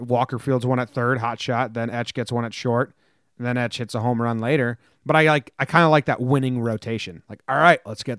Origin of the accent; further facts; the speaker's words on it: Denmark; English is a second language; I don't really like football. American football. I'm from Denmark. I don't like that stuff.